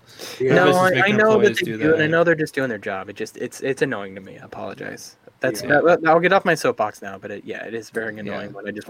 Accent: Wyoming, United States; when I grew up in Wyoming, there was one black person, and Wyoming is racist as fuck.

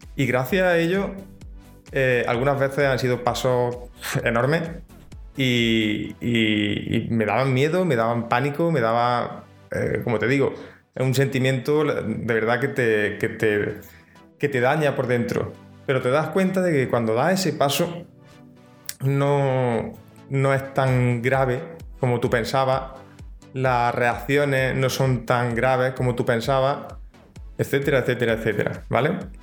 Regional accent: Andalusia, Spain; accent: Andalusian; yo soy de Andalucía, aquí en España, y, mi dicción no es lo mismo que una dicción de, alguien de Madrid

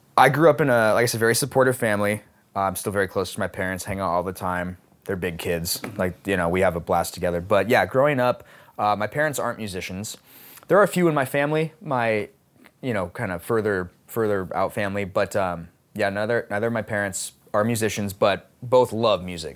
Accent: Seattle, Washington, United States; I choose to stay in Seattle and f, operate out of here is because, um, not just, one, it's my hometown

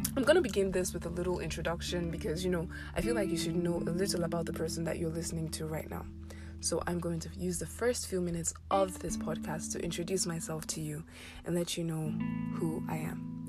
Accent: Abuja, Federal Capital Territory, Nigeria; also born or lived in Ekiti State; I was born and raised in Abuja.

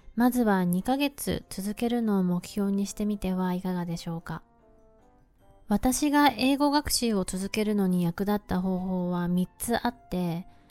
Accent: Japan; first language Japanese; 私は日本人で、日本語を勉強したことはないのですが、長年英語を勉強してきました

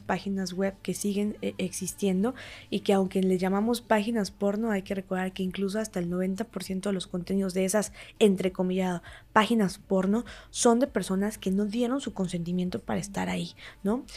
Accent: Huauchinango, Puebla, Mexico; yo soy originaria de Huachinango, Puebla

